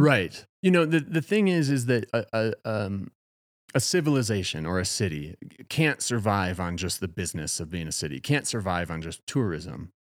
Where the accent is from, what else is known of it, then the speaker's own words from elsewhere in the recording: Madison, Wisconsin, United States; moved away as an adult; now in Colorado, United States; since moving to Colorado, I'm from Wisconsin